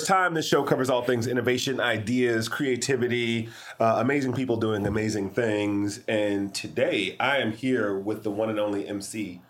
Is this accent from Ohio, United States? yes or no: no; Michigan, United States; now in Los Angeles, United States; We are in Indiana. I grew up in Michigan. I live in L.A.